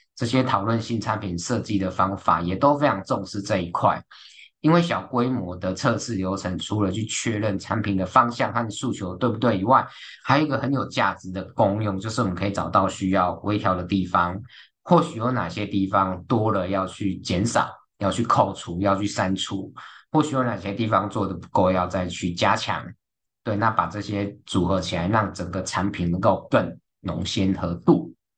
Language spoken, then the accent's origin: Chinese; Taiwan; 在我们台湾人的文化或者观念里面